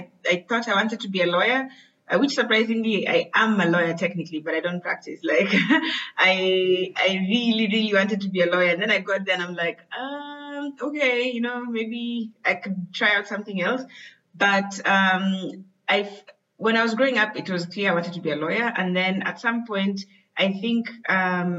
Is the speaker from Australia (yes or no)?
no; Kenya; I am from Kenya